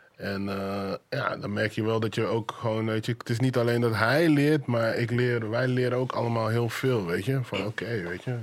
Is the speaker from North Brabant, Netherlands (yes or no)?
yes; 's-Hertogenbosch, North Brabant, Netherlands; moved away as an adult; also born or lived in Suriname; now in Amsterdam, Netherlands; Ik ben, ik ben in Suriname geboren, maar ik kom uit Den Bosch.